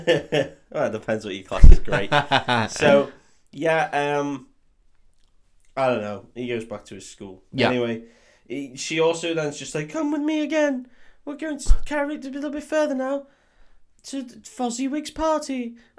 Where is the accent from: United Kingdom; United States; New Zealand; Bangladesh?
United Kingdom; North West England; We're from the Northwest.